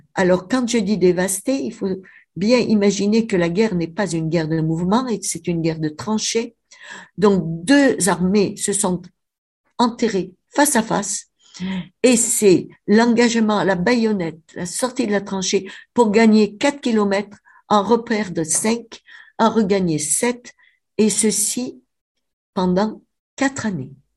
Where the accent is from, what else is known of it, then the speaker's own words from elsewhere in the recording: Avignon, Provence-Alpes-Côte d'Azur, France; now in Cévennes, France; je suis avignonnaise en fait, hein, ça s'entend mon accent